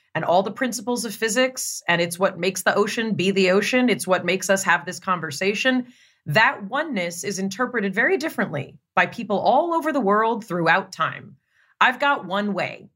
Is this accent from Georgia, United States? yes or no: no; Los Angeles, California, United States; Growing up in Los Angeles